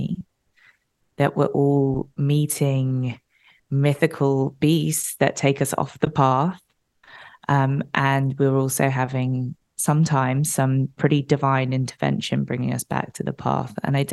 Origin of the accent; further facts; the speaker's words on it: United Kingdom; now in Los Angeles, United States; I live in LA. I'm obviously British. So my dad was back in London